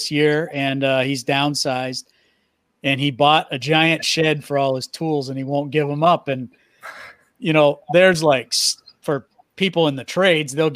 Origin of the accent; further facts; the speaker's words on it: New England, United States; I grew up in New England